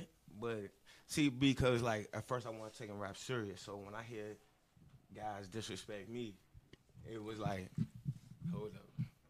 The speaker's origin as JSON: {"language": "English", "town": "Walker Mill", "region": "Maryland", "country": "United States", "said": "I'm from Walker Mill, Maryland"}